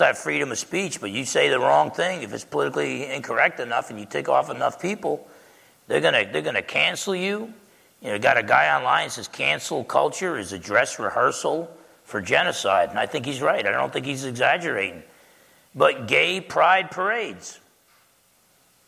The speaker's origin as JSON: {"language": "English", "country": "United States", "said": "as an American"}